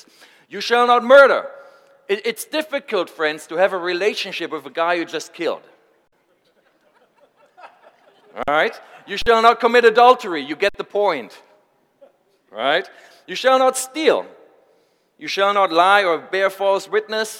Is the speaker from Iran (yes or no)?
no; Germany; I'm from Germany.